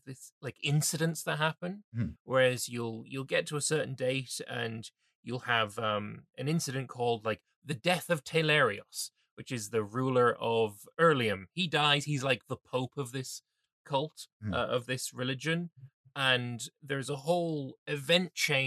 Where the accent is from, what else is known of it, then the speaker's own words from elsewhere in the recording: England, United Kingdom; as an Englishman